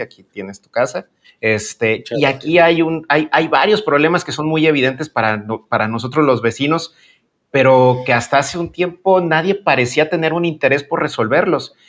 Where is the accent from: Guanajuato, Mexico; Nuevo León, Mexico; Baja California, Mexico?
Guanajuato, Mexico; el estado de Guanajuato, que es de donde, de donde yo soy